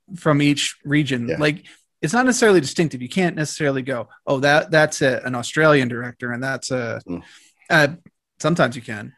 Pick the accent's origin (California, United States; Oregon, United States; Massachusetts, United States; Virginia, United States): Virginia, United States; Arlington; also born or lived in Washington, D.C.; I grew up in Arlington